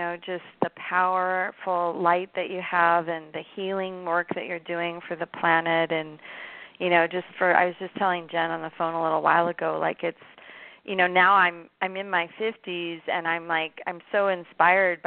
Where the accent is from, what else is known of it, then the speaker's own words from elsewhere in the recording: Oregon, United States; moved away; growing up in Oregon, I grew up at a time period where running, you know, wasn't even popular when I was 10 years old